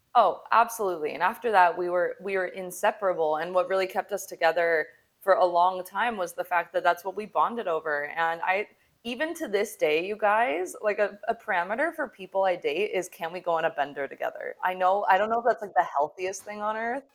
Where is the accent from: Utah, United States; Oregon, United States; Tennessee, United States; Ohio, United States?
Utah, United States; Salt Lake City; moved away; I come from Salt Lake City, Utah, where the standard is to get married young. I mean, we used to have magazines in high school